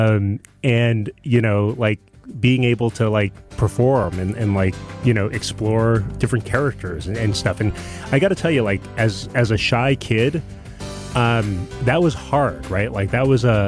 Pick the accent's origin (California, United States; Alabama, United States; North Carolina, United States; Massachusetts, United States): California, United States; San Francisco; English is a second language; moved away as an adult; also born or lived in Taiwan / New York / Boston / Los Angeles; now in Milwaukee, United States; I'm originally from San Francisco, grew up in San Francisco, college in New York, lived in Boston, lived in New York, and then lived in Los Angeles for about 10 years